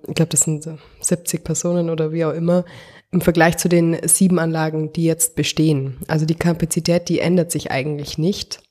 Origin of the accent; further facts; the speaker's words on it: the municipality at the Grünten, Bavaria, Germany; wir kommen ja aus der Gemeinde und wir sehen immer gut auf den, auf den Gründen rauf